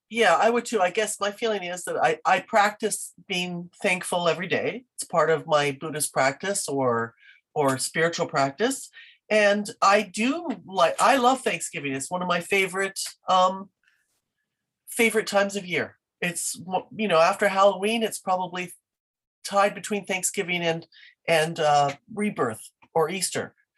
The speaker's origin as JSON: {"language": "English", "country": "Canada", "said": "I I am Canadian through and through"}